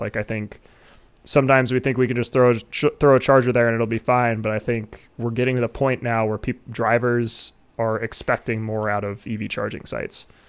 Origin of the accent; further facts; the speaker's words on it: Ohio, United States; my home state